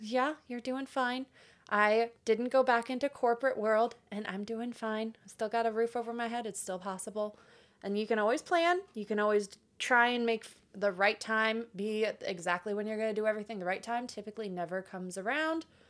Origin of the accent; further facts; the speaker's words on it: Florida, United States; moved away as an adult; now in Nashville, United States; also from Florida.